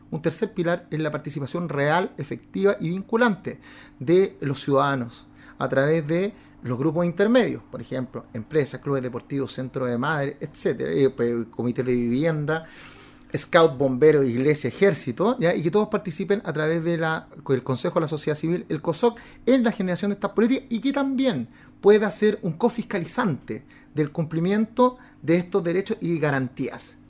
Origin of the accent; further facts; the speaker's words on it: Santiago, Santiago Metropolitan Region, Chile; nos vinimos a mi amada comuna de Recoleta